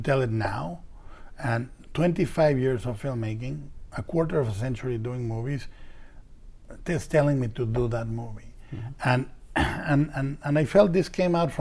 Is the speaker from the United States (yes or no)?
no; Mexico; I was raised fiscally responsible in Mexico